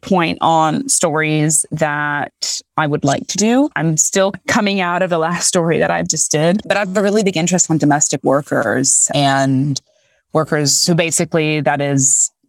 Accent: Texas, United States; also born or lived in Haiti; I'm from Haiti and I grew up with a nanny who was from Haiti, moved in with us. I grew up in Texas.

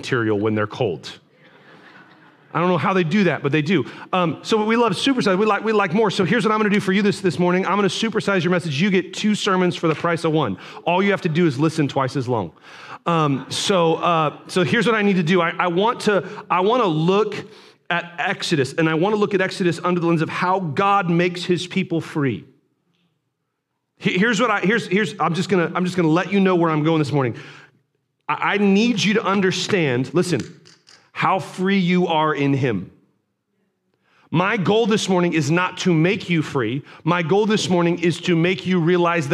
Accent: United States

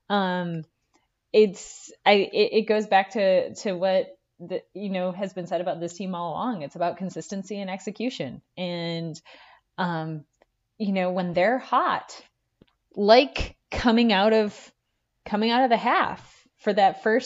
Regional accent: United States; we grew up on the Minnesota-Wisconsin border

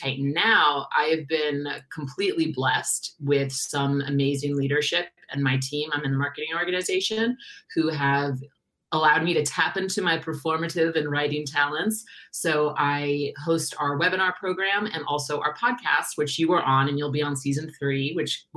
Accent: New York City, New York, United States; moved away as an adult; now in Los Angeles, United States; I'm originally from New York City

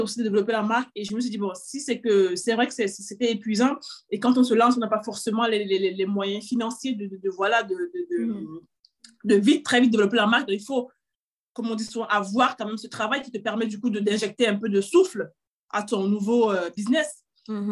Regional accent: Cameroon; moved away as an adult; also born or lived in England; now in France; J'ai grandi au Cameroun également

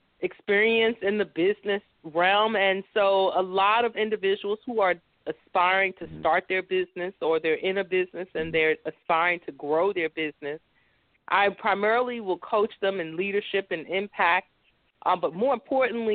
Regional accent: New York City, New York, United States; I was born and raised in New York City.

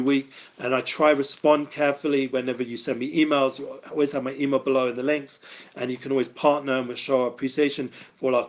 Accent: London, United Kingdom; moved away; I come from North London also

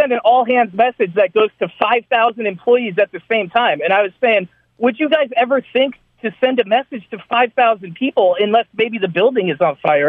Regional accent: United States; now in Belgium; But I am an American

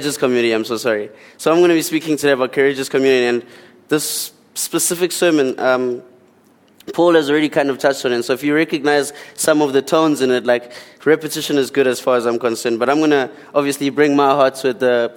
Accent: Port Edward, KwaZulu-Natal, South Africa; also born or lived in Eastern Cape / Durban; I come from the Eastern Cape. And then at around 6 or 7 years old, I moved to Port Edward down on the lower south coast. And then I finished primary school there, and then I went to high school here in Durban.

